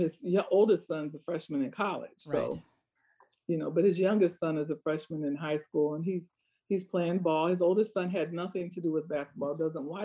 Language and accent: English; Iowa, United States; I grew up in Iowa